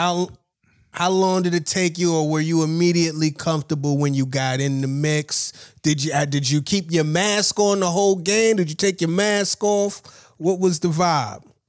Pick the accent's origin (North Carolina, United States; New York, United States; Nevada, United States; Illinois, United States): New York, United States; being a New Yorker